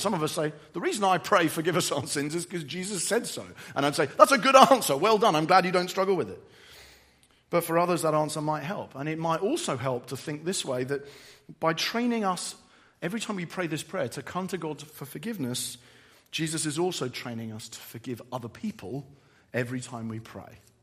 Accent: England, United Kingdom; I'm English

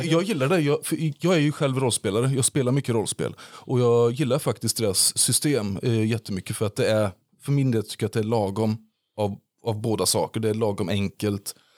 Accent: Falköping, Västra Götaland, Sweden; jag är ju född två mil därifrån eh, på Bondvischan vid, eh, vid Hornborgaån. Så jag kom från, jag kom från Hornborga. Och Falköping var ju den närmsta staden.

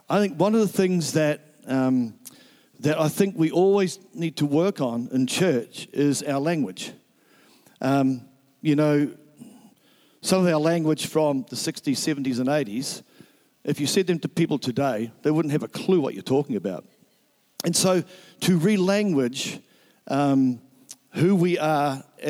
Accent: Nelson, New Zealand; moved away; Nelson is my hometown

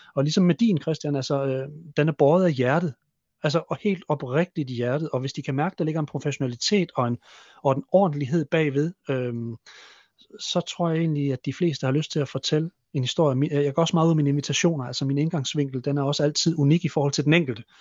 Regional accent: Hammel, Central Denmark Region, Denmark; moved away; min, i min gamle hjemby, ø, Hammel

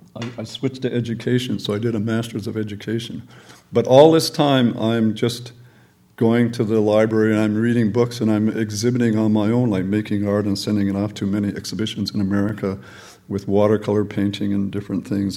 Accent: Calgary, Alberta, Canada; also born or lived in England; I came to Canada when I was one. And I lived in Calgary. My father was a mechanical engineer, and so I grew up in Calgary.

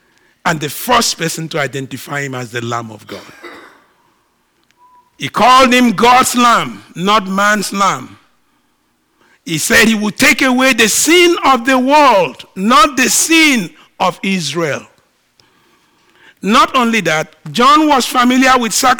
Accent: Nigeria; I'm a Nigerian

